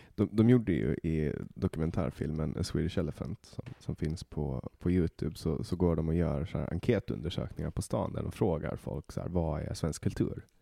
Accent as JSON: {"language": "Swedish", "country": "Åland Islands", "tie": "born or raised there", "moved": "as an adult", "lives_now": "Stockholm, Sweden", "said": "jag kommer från Åland"}